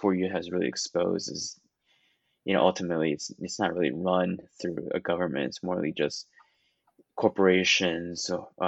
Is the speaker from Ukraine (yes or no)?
no; Taiwan; moved away; I come from Taiwan